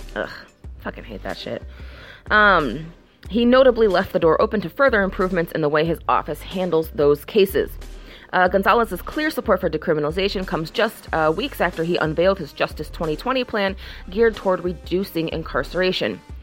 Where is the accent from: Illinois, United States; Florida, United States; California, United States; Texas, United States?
Illinois, United States; Chicago; I'm from Chicago.